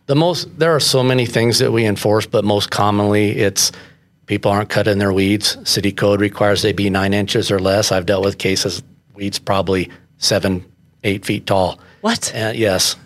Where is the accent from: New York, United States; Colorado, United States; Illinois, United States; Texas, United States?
Colorado, United States; Colorado Springs; I was born in Colorado Springs